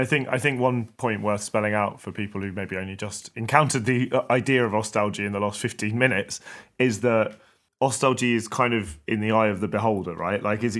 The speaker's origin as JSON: {"language": "English", "region": "London", "country": "United Kingdom", "tie": "born or raised there", "said": "as a British person in the West who does not have any family that lived under communism, it's fascinating, but like my personal investment is obviously completely different to yours, Cash, even though we both grew up in London."}